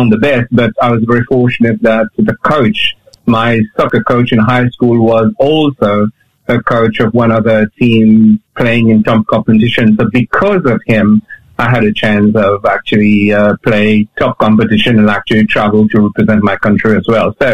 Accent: Mauritius; growing up in Mauritius is, yeah, you know, um, uh, the surf, the sea, fish, football, friends.

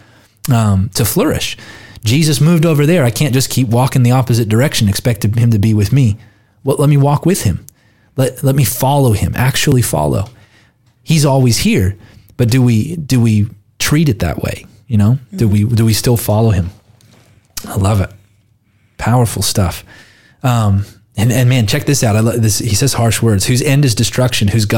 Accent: United States; I'm an American citizen, not an Australian citizen

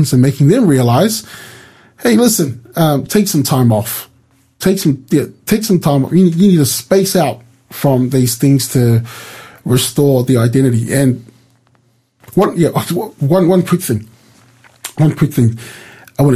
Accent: New Zealand; I was born in New Zealand.

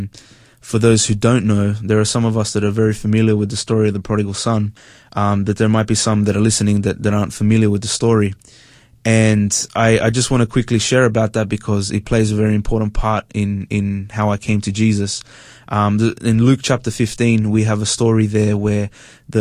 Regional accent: Sydney, New South Wales, Australia; I grew up in Sydney. I'm Hispanic. I father's from Spain, mother's from Peru.

